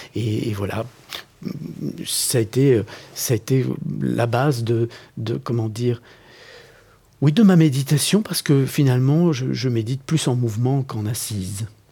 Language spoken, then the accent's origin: French; Belgium; moi, je, je vis à Bruxelles, je suis né en Belgique, je suis belge